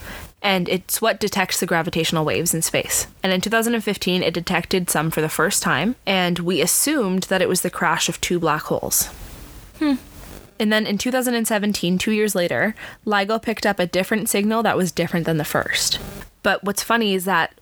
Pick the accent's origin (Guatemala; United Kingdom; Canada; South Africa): Canada; we're from Canada, but we're from Canada.